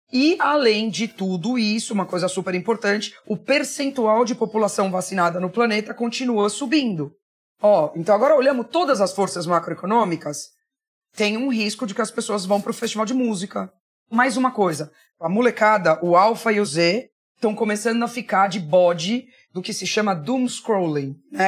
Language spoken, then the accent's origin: Portuguese; Barbacena, Minas Gerais, Brazil; moved away; also born or lived in United States / Spain / England / São Paulo; quando eu era criança pequena lá em Barbacena